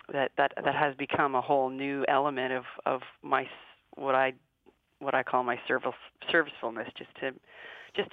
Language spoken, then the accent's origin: English; Canada; from a Canadian culture